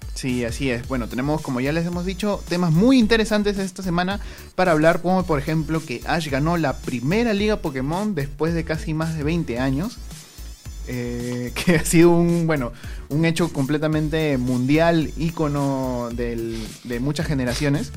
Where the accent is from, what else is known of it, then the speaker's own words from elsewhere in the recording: Lima, Peru; somos de, de Perú, de Lima